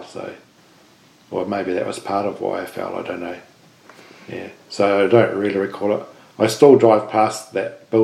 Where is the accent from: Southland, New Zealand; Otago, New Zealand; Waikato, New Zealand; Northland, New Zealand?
Southland, New Zealand; Invercargill; we grew up in Invercargill